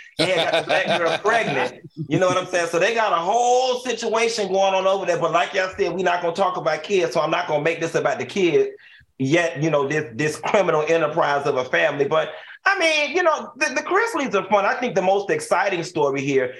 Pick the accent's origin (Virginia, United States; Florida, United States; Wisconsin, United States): Florida, United States; Miami; I'm from Miami, Florida